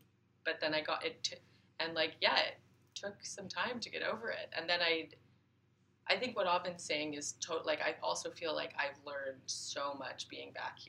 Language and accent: English; Yukon, Canada; born or raised there; also born or lived in Montreal